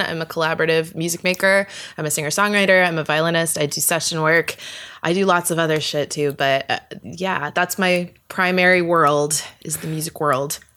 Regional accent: Vista, California, United States; moved away as an adult; also born or lived in Toronto / New York; now in Los Angeles, United States; I grew up in San Diego, well, technically North County, San Diego. So it's like the suburbs, sort of Vista to be exact

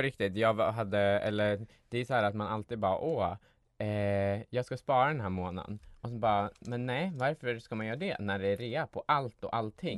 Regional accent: Gävle, Gävleborg County, Sweden; jag kommer från Gävle

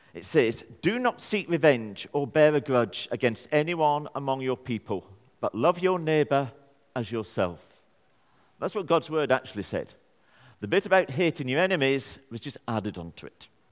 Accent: Burnley, North West England, United Kingdom; I'm from Burnley.

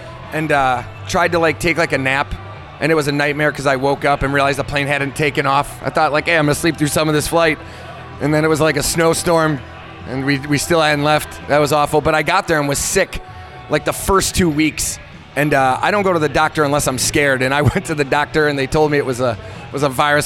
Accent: Midwest, United States; growing up in the Midwest

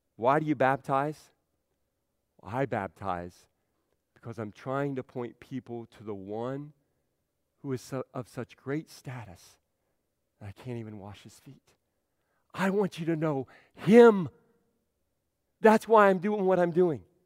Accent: Central Ohio, United States; now in Belleville, United States; I'm from C- Central Ohio

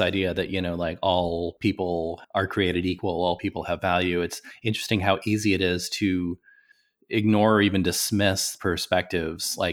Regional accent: Nebraska, United States; I grew up in Nebraska, so I'm not too far from Kansas.

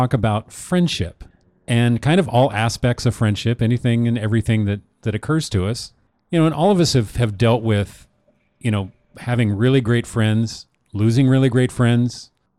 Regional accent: Newport, United States; also born or lived in Portland; you know, for me growing up in Newport, well, actually, I could go back before that in Portland.

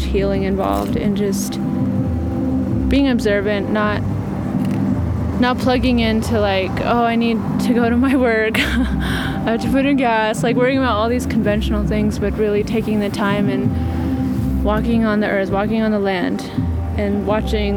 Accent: Flagstaff, Arizona, United States; also born or lived in Sand Springs / Howell Mesa; growing up in Flagstaff, you know, Flagstaff is an indigenous area

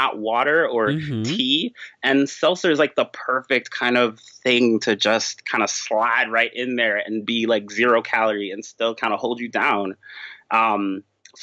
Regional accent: New York, United States; also born or lived in Chicago area; now in Chicago, United States; I'm from New York originally. So I came out here to like the Chicago area

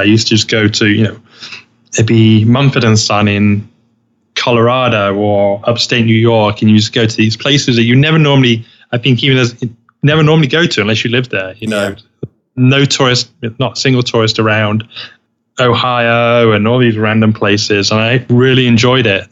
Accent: United Kingdom; now in Los Angeles, United States; I am British

